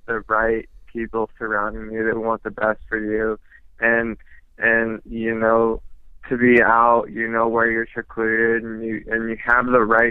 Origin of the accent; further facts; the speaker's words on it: Phoenix, Arizona, United States; also born or lived in Pennsylvania; I knew it was my hometown